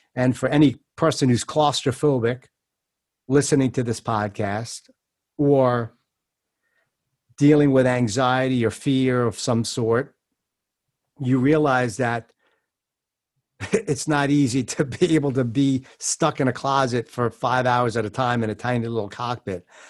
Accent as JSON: {"language": "English", "region": "New York", "country": "United States", "said": "I'm a Jew from New York"}